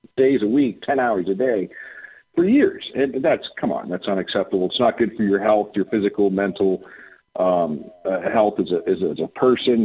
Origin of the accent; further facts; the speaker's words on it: Lordstown, Ohio, United States; Lordstown, Ohio, uh, which is my my hometown